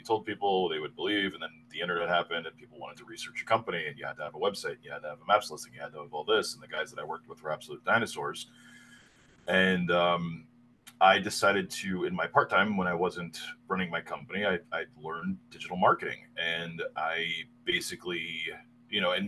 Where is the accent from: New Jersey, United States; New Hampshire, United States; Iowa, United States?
New Jersey, United States; moved away as an adult; I grew up on the East Coast, in New Jersey, in the 80s and 90s, in the early 2000s.